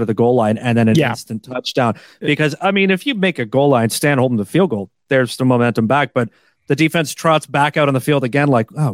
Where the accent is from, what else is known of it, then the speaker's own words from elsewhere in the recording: Toronto, Ontario, Canada; I'm from Toronto.